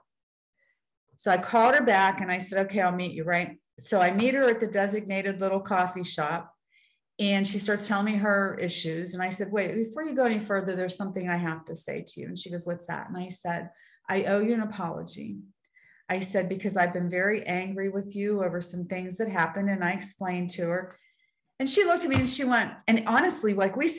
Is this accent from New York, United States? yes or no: no; Weirton, West Virginia, United States; I'm from Weirton, West Virginia